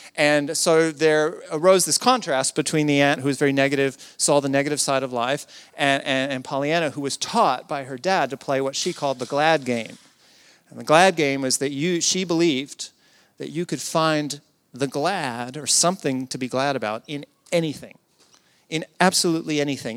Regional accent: the South, United States; I come from the South in the U S

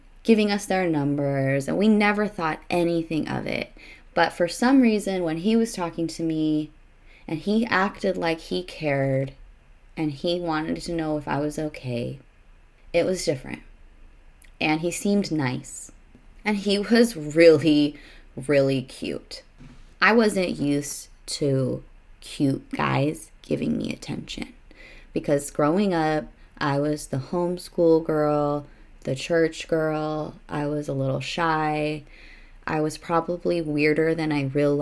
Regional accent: Arizona, United States; moved away as an adult; I was from Arizona.

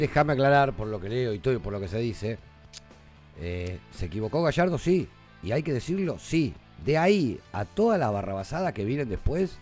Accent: Argentina; los que estamos agrandados somos los argentinos

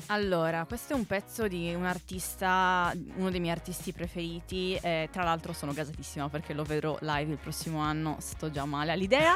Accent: Sassari, Sardinia, Italy; now in Milan, Italy; sono di Sassari, in Sardegna

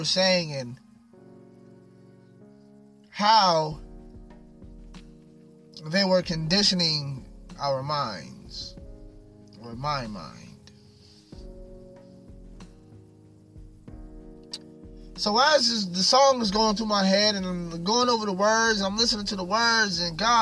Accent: Long Beach, California, United States; I'm from Long Beach

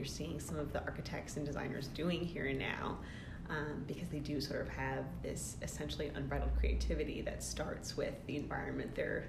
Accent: New England, United States; As we talked about, I grew up in New England, and so when you live in a place like where I spent my childhood, where the climate dictates so much of what the like the architecture and the construction has to be

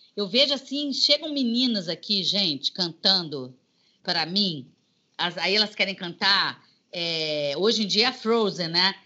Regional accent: Juiz de Fora, Minas Gerais, Brazil; now in Rio de Janeiro, Brazil; eu nasci aqui no Rio, mas com cinco anos meus pais voltaram para Juiz de Fora e eu fui criada lá

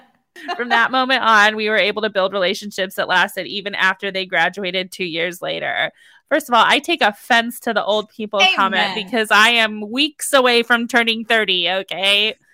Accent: California, United States; I was born and raised in the San Francisco Bay Area, and when starting high school, we moved to the middle of nowhere in Northern California.

